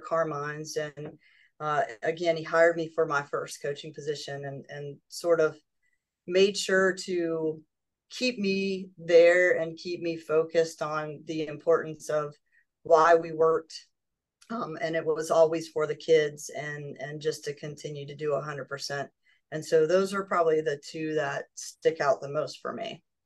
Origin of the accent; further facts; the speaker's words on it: Yorktown, Virginia, United States; I was uh, born and raised in Yorktown, Virginia